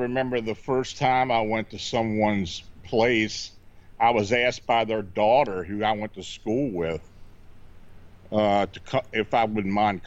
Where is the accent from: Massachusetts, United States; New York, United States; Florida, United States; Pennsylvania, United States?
Pennsylvania, United States; Hanover; moved away as an adult; also born or lived in near Baltimore; I was born and raised in Hanover, Pennsylvania